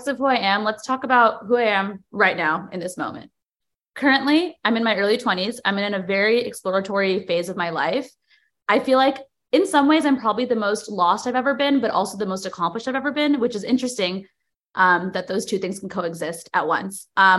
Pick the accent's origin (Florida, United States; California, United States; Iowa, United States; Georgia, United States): California, United States; Cupertino; moved away as an adult; now in New York City, United States; I was born and raised in the Bay Area, specifically Cupertino